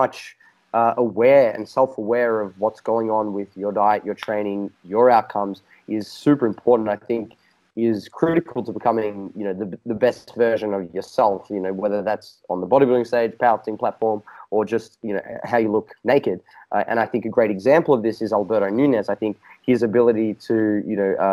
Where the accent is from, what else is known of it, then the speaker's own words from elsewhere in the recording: Australia; accent: Australian; my Australian accent